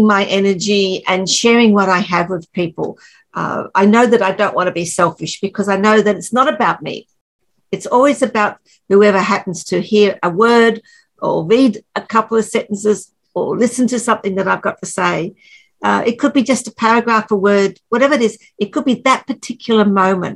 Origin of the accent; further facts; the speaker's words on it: just north of Brisbane in Queensland, Australia; I'm from Australia and just north of Brisbane in Queensland, Australia.